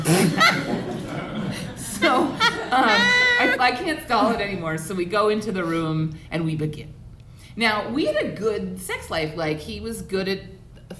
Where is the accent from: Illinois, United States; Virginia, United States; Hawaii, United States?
Hawaii, United States; Oahu; My close friends and I grew up on Oahu